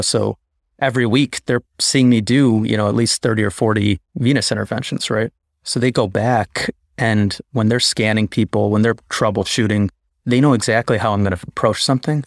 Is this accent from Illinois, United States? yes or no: yes; Chicago, Illinois, United States; I grew up in Chicago